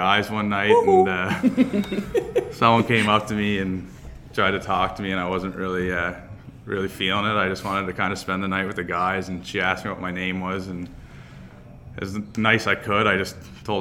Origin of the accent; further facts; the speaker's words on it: Cape Breton, Nova Scotia, Canada; also born or lived in Yarmouth, Nova Scotia; now in North Bay, Canada; I'm from Cape Breton, Nova Scotia. It's way out east.